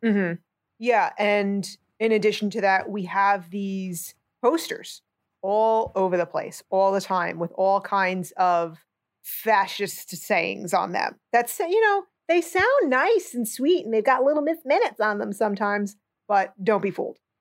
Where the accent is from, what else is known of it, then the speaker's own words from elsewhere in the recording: New Jersey, United States; I'm a moron from New Jersey